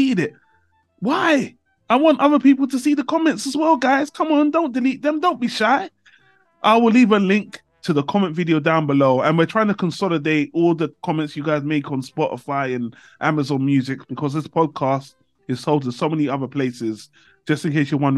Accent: United Kingdom; I came back to my home country, UK

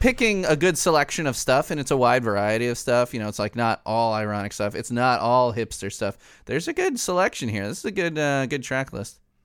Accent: Chicago, Illinois, United States; I'm from Chicago

